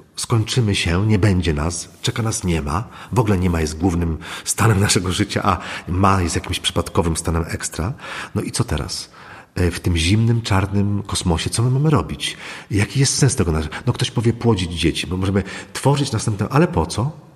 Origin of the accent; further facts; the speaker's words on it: Złotoryja, Lower Silesian Voivodeship, Poland; ja się wychowałem mm, w maleńkiej miejscowości Złotoryja